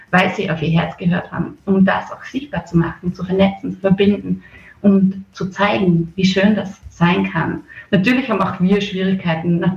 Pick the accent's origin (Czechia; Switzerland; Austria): Austria; Bad Schallerbach, Upper Austria; now in Mondsee, Austria; Ja, ursprünglich komme ich aus äh, der Gegend Bad Schallerbach, äh, das Kirchen da, Sackenkirchen der Polsens nennt man den Ort, das ist schon Bezirk Everding. Aber ich lebe jetzt schon ganz lange im Mondsee seit 2012.